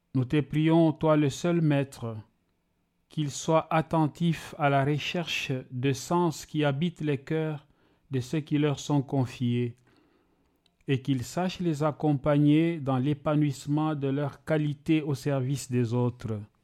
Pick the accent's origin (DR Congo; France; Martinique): DR Congo; also born or lived in Kamina, Katanga / Kalemie / Ilebo, Kasai; now in Switzerland; je suis né en République démocratique du Congo, à Kamina, dans la province euh, du Katanga.